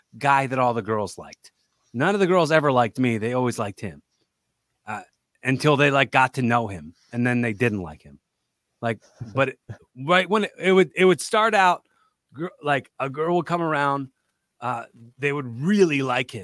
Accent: Philadelphia, Pennsylvania, United States; also born or lived in West Chester; I'm from Philly

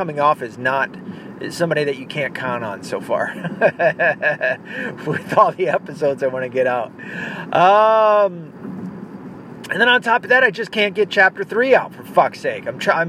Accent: the South, United States; accent: Southern; also born or lived in North; because my accent is almost all but gone from the South. Believe it or not, it was a lot more twangy at one point.

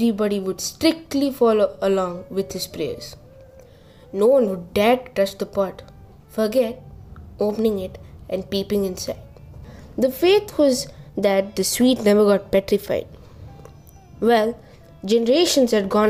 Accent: Odisha, India; my home state, Odisha.

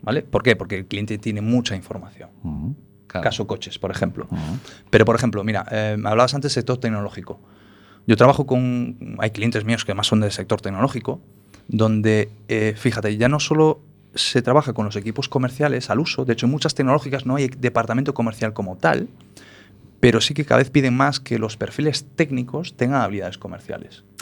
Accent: Galicia, Spain; born or raised there; also born or lived in Paris, France

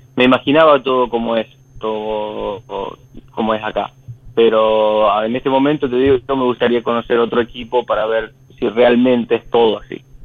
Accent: Marcos Juárez, Córdoba, Argentina; moved away as an adult; now in Europe; vengo de un pueblito eh, que se llama Marco Juárez

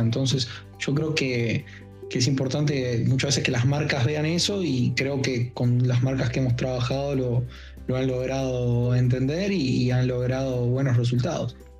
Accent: Uruguay; dicen que somos un barrio de Brasil o, una provincia de Argentina y es algo muy errado porque nosotros tenemos nuestra propia identidad

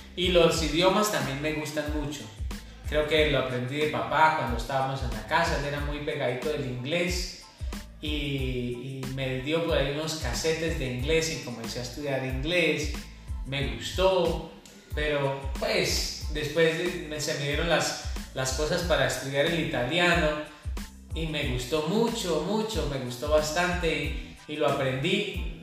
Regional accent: Mogotes, Santander, Colombia; moved away; also born or lived in Sabana de Torres; cuando yo me fui de Mogotes yo decía, no, pero este peladero, este pueblito tan chiquito

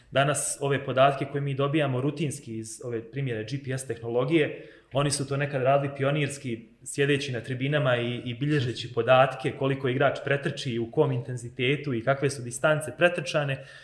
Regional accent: Bosnia & Herzegovina

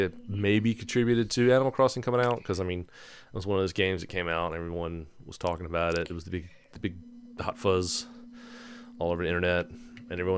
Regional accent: Gaston, United States; I'm from Gaston.

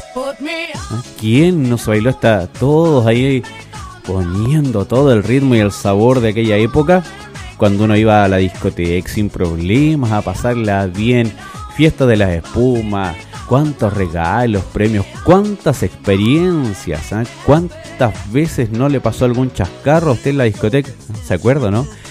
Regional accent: Chile; somos los, los chilenos

